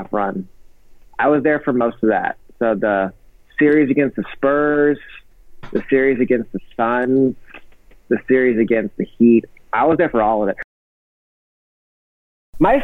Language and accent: English; Dallas, Texas, United States; I'm from Dallas, grew up here my whole life